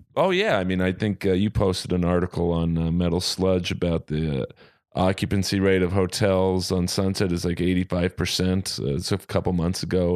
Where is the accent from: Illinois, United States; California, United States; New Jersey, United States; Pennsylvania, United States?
California, United States; Los Angeles; I'm a Jew from Bel Air.